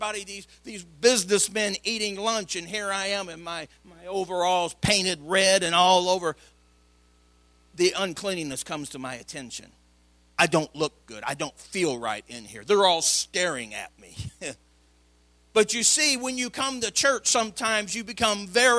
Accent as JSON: {"language": "English", "town": "Madison", "region": "Illinois", "country": "United States", "tie": "born or raised there", "said": "an all boy growing up in Madison, Illinois"}